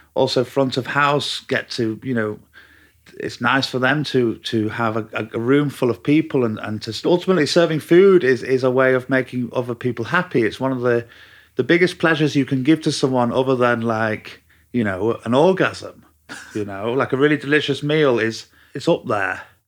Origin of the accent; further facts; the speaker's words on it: Manchester, North West England, United Kingdom; moved away; Half Mancunian.